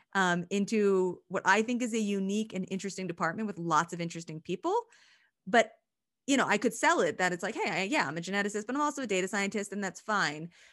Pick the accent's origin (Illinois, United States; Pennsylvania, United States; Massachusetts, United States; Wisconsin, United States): Pennsylvania, United States; moved away; I'm from Pennsylvania